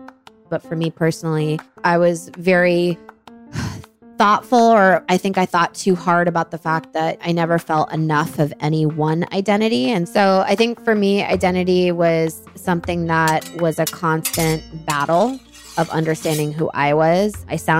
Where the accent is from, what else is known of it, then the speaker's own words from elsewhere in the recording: Islamabad, Islamabad Capital Territory, Pakistan; a very privileged upbringing in Pakistan and a very bubbled upbringing. Growing up in Islamabad, our mom wanted us to move to Islamabad because it was safe.